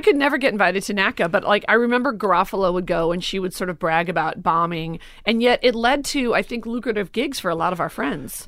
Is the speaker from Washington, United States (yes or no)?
no; Forest Park, Illinois, United States; moved away; also born or lived in Los Angeles; I grew up in Forest Park, Oak Park, never Chicago proper